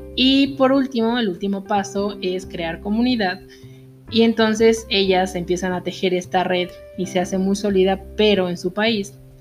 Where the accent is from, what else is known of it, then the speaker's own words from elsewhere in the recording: Mexico; nosotros los mexicanos